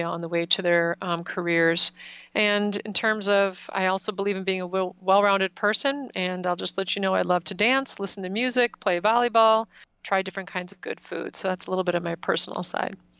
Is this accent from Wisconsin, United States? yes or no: yes; Wisconsin, United States; I did do most of my growing up in Wisconsin